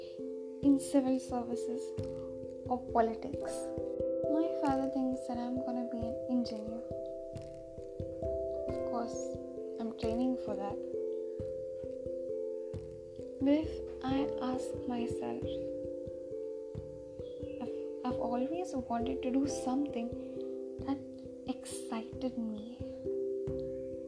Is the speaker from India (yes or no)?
yes; India; I'm an Indian. And I will specifically mention that I also live in India.